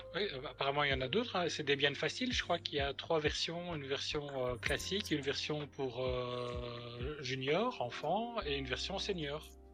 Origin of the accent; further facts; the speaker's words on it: Belgium; en tant que belge